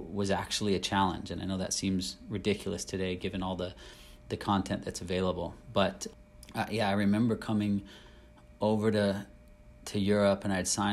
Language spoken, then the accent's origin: English; United States; moved away as an adult; as an American growing up wanting to be a footballer